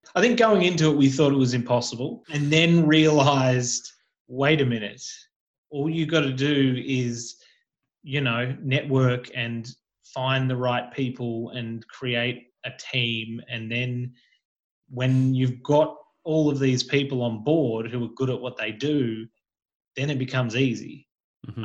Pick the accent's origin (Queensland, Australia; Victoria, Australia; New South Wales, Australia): Victoria, Australia; Geelong; growing up in Geelong and being, you know, doing acting classes and being in the industry but living in Geelong